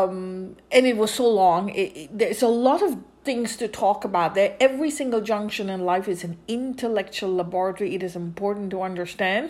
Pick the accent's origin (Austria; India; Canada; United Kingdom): India; I grew up in India